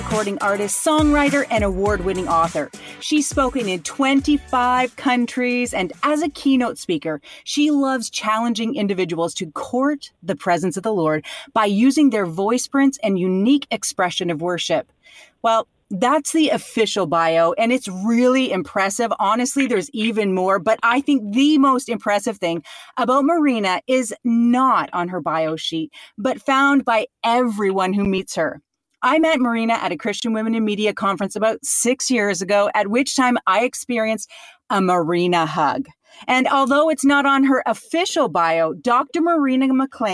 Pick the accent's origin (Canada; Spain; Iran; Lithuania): Canada; I'm from Canada